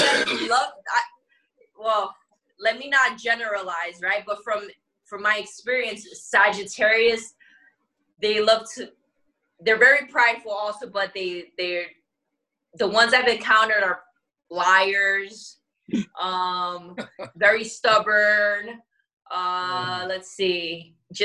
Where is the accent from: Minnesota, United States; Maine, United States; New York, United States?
New York, United States; we're from New York